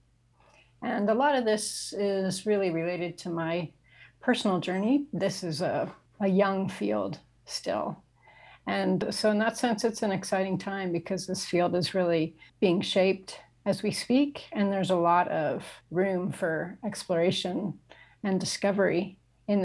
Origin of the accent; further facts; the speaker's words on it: Kansas City, Missouri, United States; moved away as an adult; also born or lived in New York City, United States / Japan; So I grew up in the United States. I grew up in Kansas City.